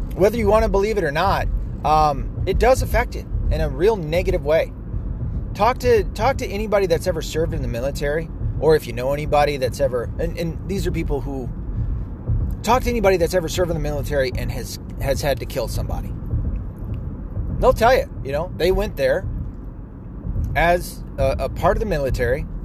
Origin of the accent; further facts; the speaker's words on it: the South, United States; I grew up in the South